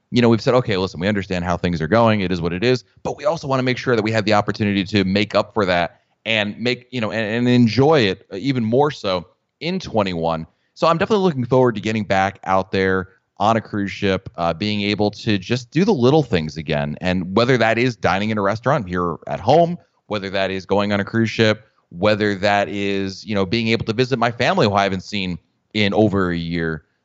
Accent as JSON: {"language": "English", "region": "Northeast", "country": "United States", "tie": "born or raised there", "moved": "yes", "lives_now": "Florida, United States", "said": "I grew up in the Northeast"}